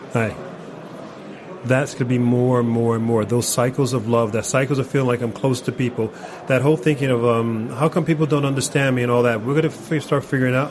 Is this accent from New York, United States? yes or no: yes; New York City, New York, United States; now in Norway; I'm from New York City